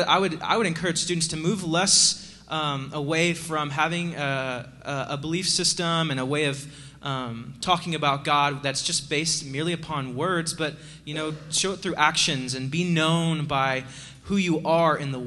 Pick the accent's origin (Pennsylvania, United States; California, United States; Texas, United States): Texas, United States; East; I was from East Texas